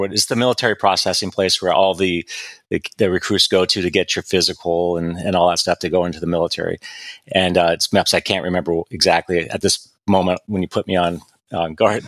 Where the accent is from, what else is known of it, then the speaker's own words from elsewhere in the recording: Ventura, California, United States; I grew up in Ventura County, or in Ventura itself.